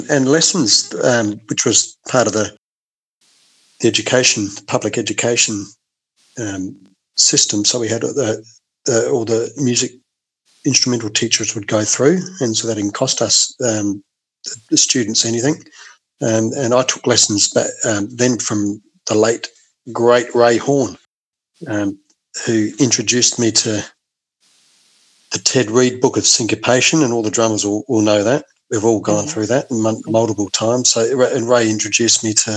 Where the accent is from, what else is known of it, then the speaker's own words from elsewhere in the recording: Adelaide, South Australia, Australia; I grew up in Blackwood, sort of the inner Adelaide Hills